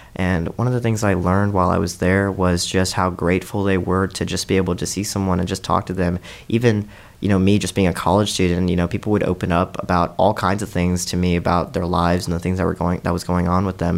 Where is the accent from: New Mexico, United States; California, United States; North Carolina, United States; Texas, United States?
North Carolina, United States; Charlotte; also born or lived in India; now in Columbia, United States; I'm originally from Charlotte, but I spent the first eight years of my life growing up in India